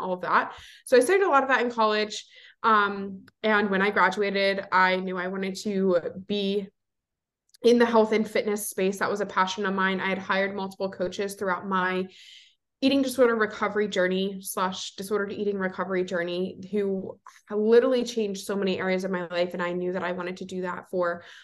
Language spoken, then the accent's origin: English; Delaware, United States; moved away as an adult; now in Philadelphia, United States; I am originally from Delaware. I born and raised there, and I currently live in Philly